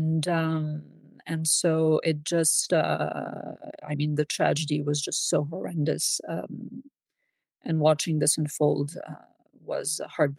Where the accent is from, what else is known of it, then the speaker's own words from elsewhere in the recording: Switzerland; I was born and raised in Switzerland.